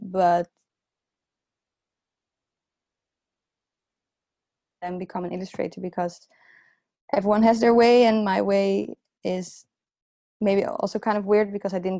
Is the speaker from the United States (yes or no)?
no; The Hague, South Holland, Netherlands; English is a second language; The Hague is my hometown